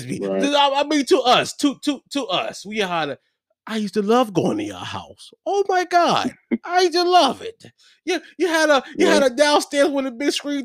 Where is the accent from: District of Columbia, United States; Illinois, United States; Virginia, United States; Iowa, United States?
Virginia, United States; Hopewell; growing up in Hopewell, Virginia